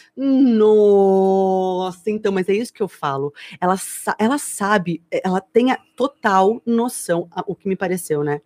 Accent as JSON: {"language": "Portuguese", "region": "São Paulo", "country": "Brazil", "said": "nós somos paulistas"}